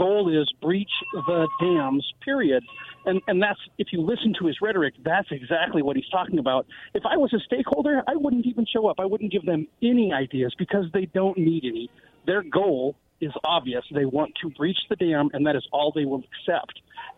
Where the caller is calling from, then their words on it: West Richland, Washington, United States; Oh, this is … from West Richland.